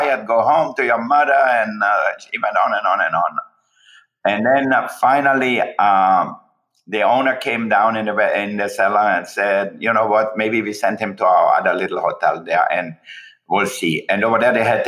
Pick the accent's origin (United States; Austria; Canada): Austria; moved away; I was born in Austria.